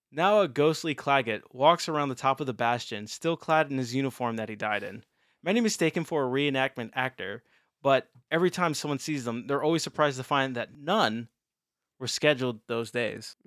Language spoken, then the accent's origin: English; Maryland, United States; moved away; My home state